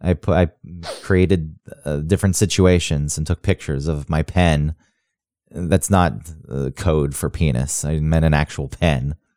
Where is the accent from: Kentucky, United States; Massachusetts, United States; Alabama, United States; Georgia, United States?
Georgia, United States; Kennesaw; moved away; also born or lived in Acworth; people I went to high school with who've just stayed where we grew up in Kennesaw and Ackworth